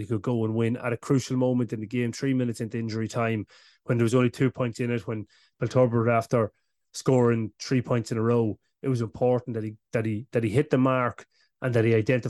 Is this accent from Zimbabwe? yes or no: no; Cavan, Ulster, Ireland; we're from Cavan